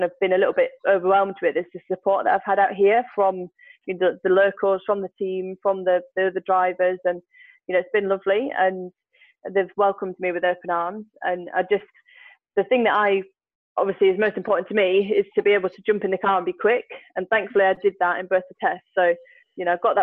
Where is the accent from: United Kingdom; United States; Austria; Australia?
United Kingdom; I'm a girl from Britain